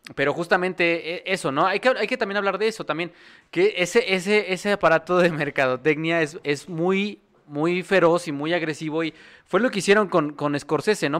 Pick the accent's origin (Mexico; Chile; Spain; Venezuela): Mexico; como mexicanos